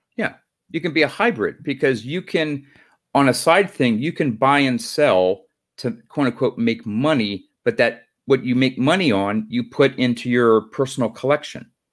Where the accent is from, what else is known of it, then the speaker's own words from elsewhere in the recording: Pennsylvania, United States; I'm from Pennsylvania.